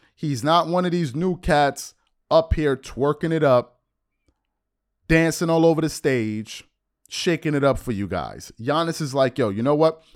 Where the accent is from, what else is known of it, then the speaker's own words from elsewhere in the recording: United States; As somebody that was born and raised in the States